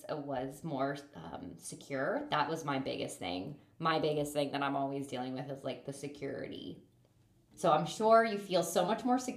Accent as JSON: {"language": "English", "region": "Pennsylvania", "country": "United States", "tie": "born or raised there", "said": "because now I moved back to my hometown in Pennsylvania at the end of August because he joined the Navy."}